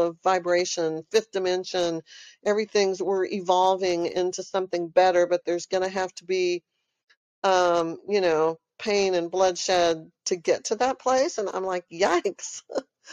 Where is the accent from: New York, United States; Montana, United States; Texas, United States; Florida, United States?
Texas, United States; moved away as an adult; also born or lived in Austin, Texas; now in California, United States; I'm from Texas. I know y'all hear it in my accent. I have been in Texas almost my whole life